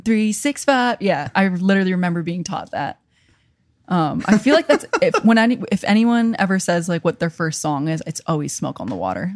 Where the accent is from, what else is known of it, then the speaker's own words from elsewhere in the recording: New York, United States; accent: New York; moved away as an adult; also born or lived in Connecticut / Virginia Beach; I'm from New York. I went to school in Connecticut.